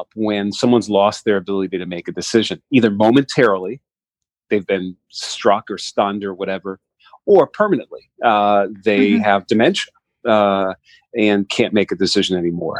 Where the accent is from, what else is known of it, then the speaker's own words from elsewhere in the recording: New York, United States; moved away as an adult; also born or lived in Howard County, Maryland; now in Maryland, United States; I'm from New York originally, moved down to Maryland to work on the Affordable Care Act